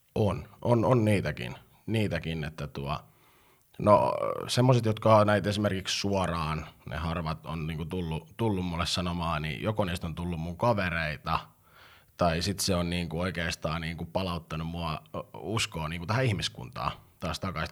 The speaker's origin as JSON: {"language": "Finnish", "town": "Pori", "region": "Satakunta", "country": "Finland", "tie": "born or raised there", "said": "synnyin ei Porissa, hyvämaineisessa Porissa"}